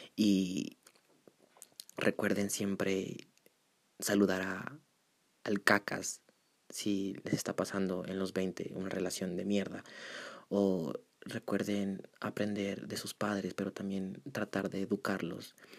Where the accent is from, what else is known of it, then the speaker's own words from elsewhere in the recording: Pasto, Nariño, Colombia; accent: pastuso; Jódanse los que se burlan de mi acento. Soy pastuso.